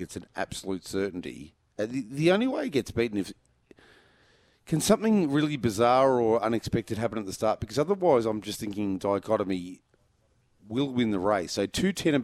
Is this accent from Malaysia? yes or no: no; Geelong, Victoria, Australia; I grew up in Geelong